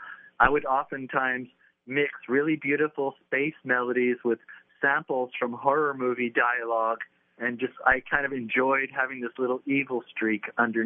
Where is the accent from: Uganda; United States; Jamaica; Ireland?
United States; Seattle, Washington; moved away; also born or lived in London; I grew up in the Seattle music scene